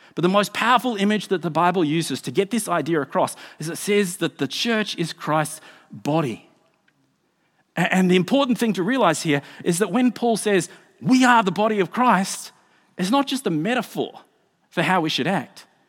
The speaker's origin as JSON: {"language": "English", "country": "Australia", "moved": "yes", "lives_now": "New Zealand", "said": "I'm an Australian."}